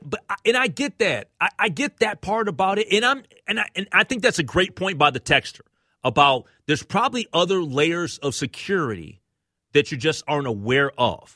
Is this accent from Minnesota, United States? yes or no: yes; Minneapolis, Minnesota, United States; I'm from North Minneapolis